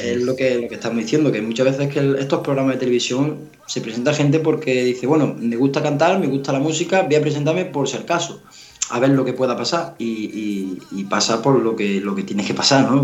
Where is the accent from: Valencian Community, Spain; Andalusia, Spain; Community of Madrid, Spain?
Andalusia, Spain; Navas de San Juan; en mi pueblo, en Nava de San Juan.